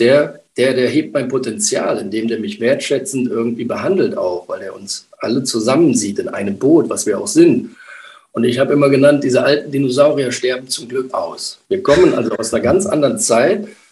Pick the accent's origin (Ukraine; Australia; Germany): Germany; Rhineland; komme aus dem Rheinland, bin eine rheinische Frohnatur